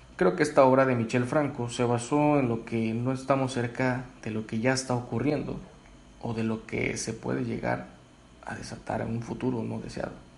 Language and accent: Spanish; Mexico; todos somos mexicanos